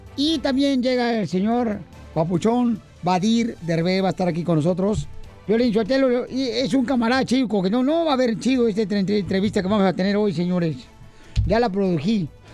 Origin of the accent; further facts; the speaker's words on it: Mexico; now in United States; nosotros mexicanos de allá para acá